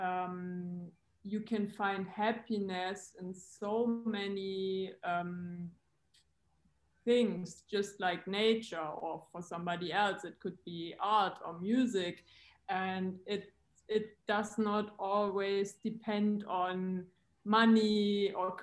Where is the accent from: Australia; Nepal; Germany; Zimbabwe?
Germany; also born or lived in Frankfurt; from Germany. I'm currently based in Frankfurt.